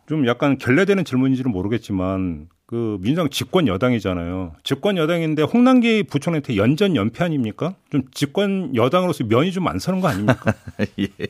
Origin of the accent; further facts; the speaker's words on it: Chungcheong, South Korea; moved away; also born or lived in Seoul; 제가 충청도 출신인데